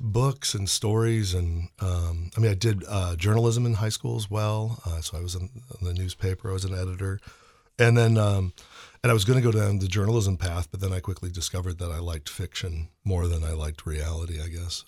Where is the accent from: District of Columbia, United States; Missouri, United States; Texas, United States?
Missouri, United States; St. Louis; moved away; I grew up in Saint Louis